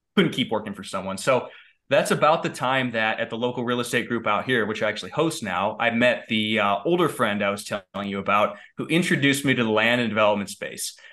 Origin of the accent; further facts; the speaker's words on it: Valley City, Medina, Litchfield area, Ohio, United States; now in Colorado Springs, United States; I grew up in a, in a cornfield in Ohio